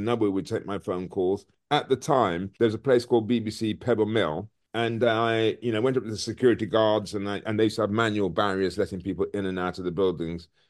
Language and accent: English; Birmingham, West Midlands, United Kingdom; also born or lived in Frankfield, Clarendon, Jamaica; I was brought up in a place called Smoreheath in Birmingham.